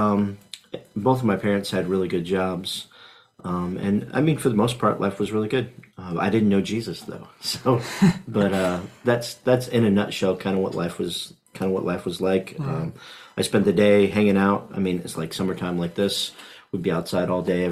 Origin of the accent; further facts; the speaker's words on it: Indianapolis, Indiana, United States; now in Frankfort, United States; I was raised in Indianapolis on the south side